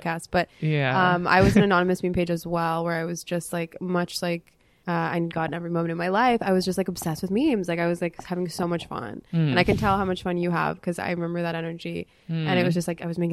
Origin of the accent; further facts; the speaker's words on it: Los Angeles, California, United States; We grew up in West